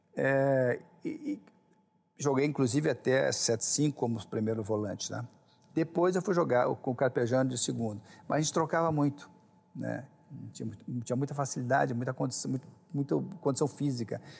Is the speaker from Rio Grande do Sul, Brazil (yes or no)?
yes; Canoas, Rio Grande do Sul, Brazil; also born or lived in Belo Horizonte; lá em Niterói, Canoas, onde eu me criei, embora tenha nascido em Belo Horizonte, mas saí muito cedo de lá, né? saí com um ano e pouco e tal